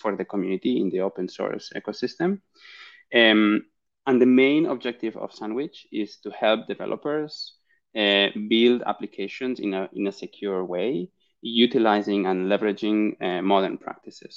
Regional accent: Barcelona, Catalonia, Spain; I'm originally from Barcelona in Spain

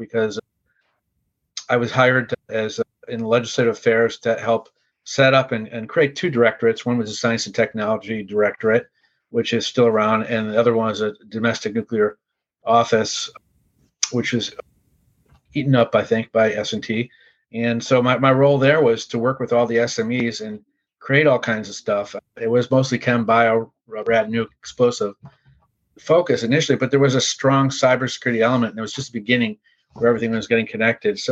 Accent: Chicago, Illinois, United States; also born or lived in Indiana; I was from Chicago originally

